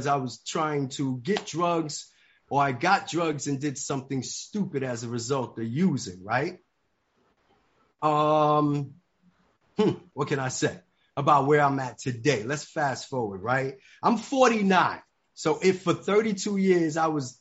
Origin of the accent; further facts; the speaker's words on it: New York City, New York, United States; moved away as an adult; also born or lived in Atlanta, Georgia; I grew up in the Bronx, New York